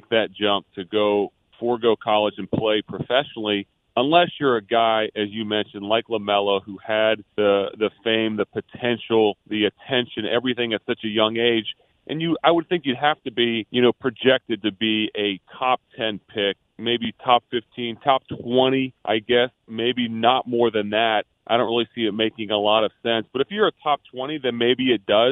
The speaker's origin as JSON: {"language": "English", "town": "Philadelphia", "region": "Pennsylvania", "country": "United States", "tie": "born or raised there", "said": "growing up in Philly"}